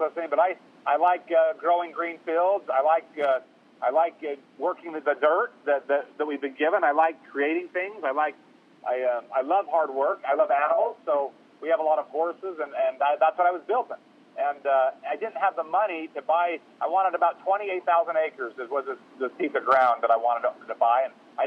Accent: Utah, United States; I'm from Utah

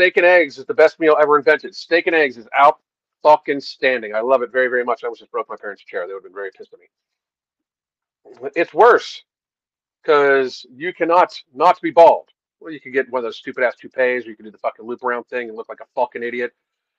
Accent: Alaska, United States; I grew up in Alaska long before off-grid, living off-grid was being cool.

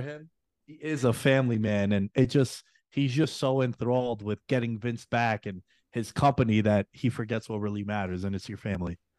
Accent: New York City, New York, United States; moved away; girls that I grew up with back in New York City

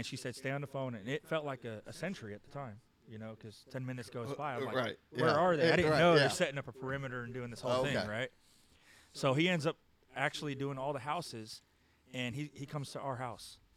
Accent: Orlando, Florida, United States; also born or lived in Daytona Beach, Florida; I was born in Daytona, but raised in Orlando

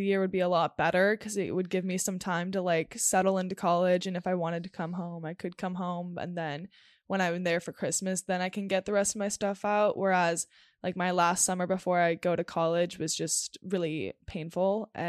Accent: Los Angeles, California, United States; and I grew up in Los Angeles.

